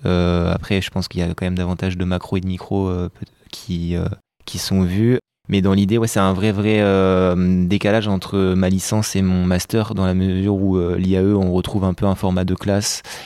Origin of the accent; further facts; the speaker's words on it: Rennes, Brittany, France; moved away as an adult; now in Bordeaux, France; je suis de Rennes